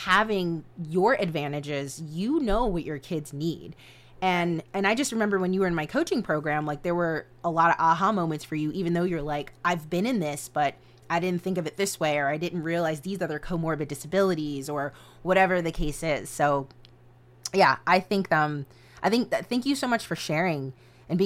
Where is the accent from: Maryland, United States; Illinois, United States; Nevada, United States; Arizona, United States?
Maryland, United States; Howard County; where I live in Howard County, Maryland, It's very diverse